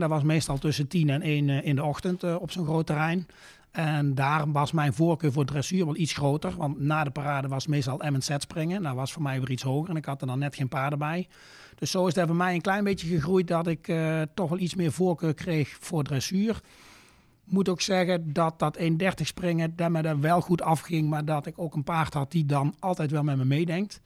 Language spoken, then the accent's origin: Dutch; Luyksgestel, North Brabant, Netherlands; Ik eh, kom uit het eh, Brabantse plaatsje Luik-Scherstel. Ja. Ligt zeg maar tegen de Belgische grens aan, nog 25 kilometer onder Eindhoven